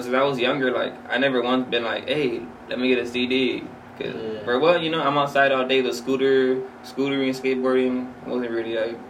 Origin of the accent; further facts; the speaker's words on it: Los Angeles, California, United States; I'm from Wilmington, but I kind of grew up all parts of Wilmington. I grew up by Banning Boulevard